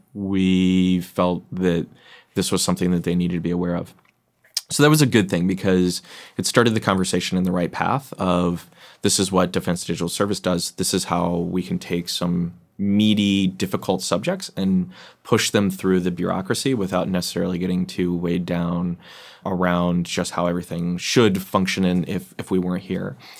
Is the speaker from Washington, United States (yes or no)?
yes; Seattle, Washington, United States; I come from Seattle